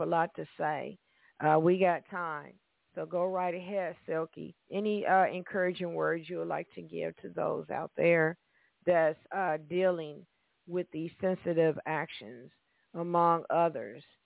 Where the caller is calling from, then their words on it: Evansville, Indiana, United States; calling from Evansville, Indiana